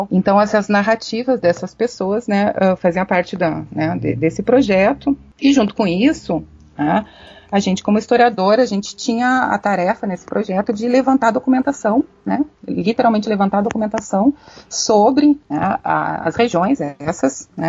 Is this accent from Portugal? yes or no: no; Rio Grande do Sul, Brazil; nós também somos gaúchos, né, nós indivíduos negros também somos gaúchos porque o Rio Grande do Sul é um estado uh, que sempre se pretendeu e, e, se consolidou numa, numa narrativa mais branca